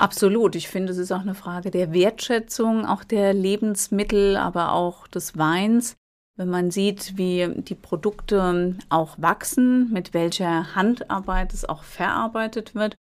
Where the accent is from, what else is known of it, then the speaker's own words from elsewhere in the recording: Alzey, Rhineland-Palatinate, Germany; Ich bin im Vorort von Alzey aufgewachsen, in Albeck, kleiner Ort, drei Kilometer von Alzey entfernt. Und lebe heute noch in Alzey.